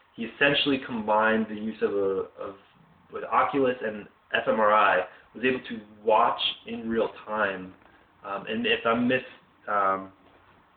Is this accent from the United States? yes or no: yes; Philadelphia, Pennsylvania, United States; I grew up in the Pennsylvania, Philadelphia area